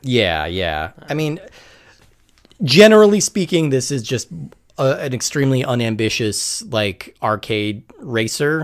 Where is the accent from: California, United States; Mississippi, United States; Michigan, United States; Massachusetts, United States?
California, United States; I'm originally from California